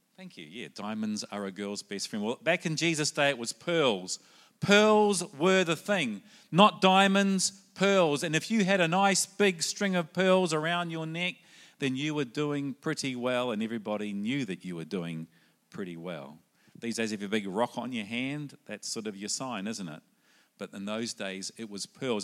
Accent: New Zealand; also born or lived in Sydney, Australia / South Australia, Australia; now in Brisbane, Australia; originally I come from New Zealand. That might be in the accent

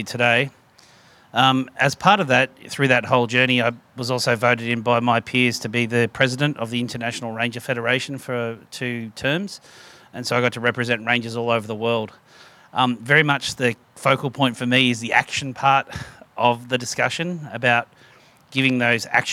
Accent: Melbourne, Victoria, Australia; now in Mornington Peninsula, Australia; I was raised in Melbourne

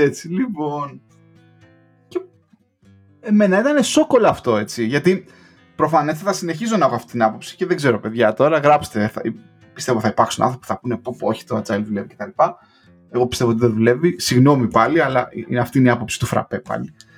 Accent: Greece; moved away as an adult; also born or lived in England; now in United Kingdom; έφυγα από την Ελλάδα

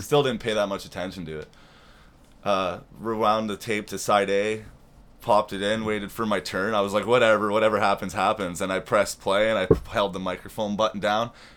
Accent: Toronto, Ontario, Canada; also born or lived in Carbonear, Newfoundland / Oshawa; now in Peterborough, Canada; I grew up in Toronto and Oshawa

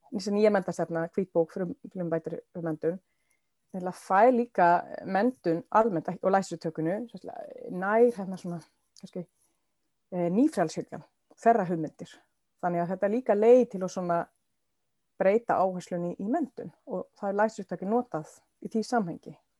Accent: Sweden; Icelandic is a second language; moved away as an adult; now in Iceland; Og ég var þá frekar nýflitt til Íslands, ég er frá Svíþjóð

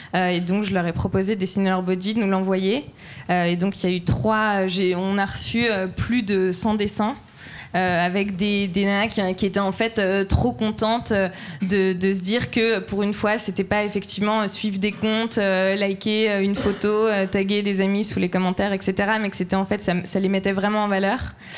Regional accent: Troyes, Grand Est, France; je viens de Troyes

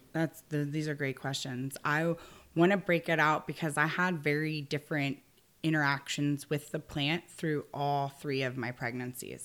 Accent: Arlington, Virginia, United States; moved away as an adult; also born or lived in Vermont / Colorado; now in Humboldt County, United States; I was born in Arlington, Virginia, suburb of Washington, D C

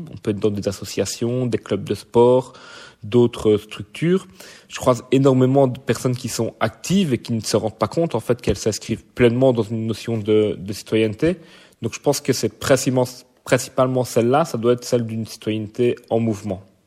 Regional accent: Verviers, Wallonia, Belgium; Donc je suis né à Verviers, je vis à Verviers.

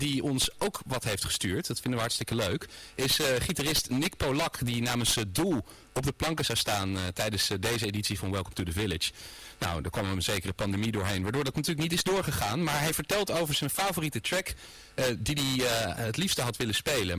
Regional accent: Rotterdam, South Holland, Netherlands; mijn stadje Rotterdam

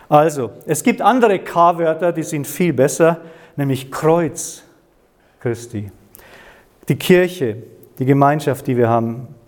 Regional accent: Bavaria, Germany; Nee, ich, bin, ich komme aus dem Chiemgau, aus dem, ich bin am Chiemsee aufgewachsen.

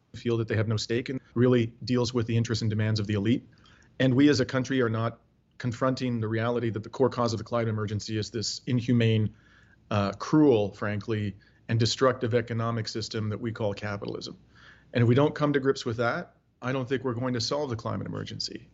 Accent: Ontario, Canada; I am uh, born and raised in Ontario.

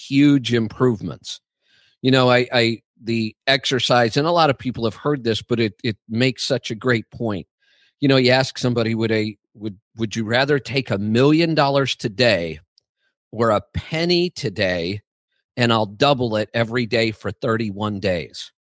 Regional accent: Cuyahoga Falls, Ohio, United States; I was born in Cuyahoga Falls

